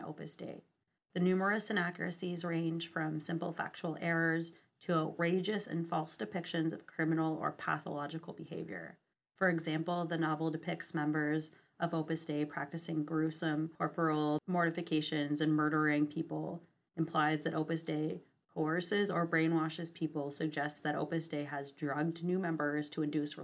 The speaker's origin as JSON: {"language": "English", "region": "Western Canada", "country": "Canada", "tie": "born or raised there"}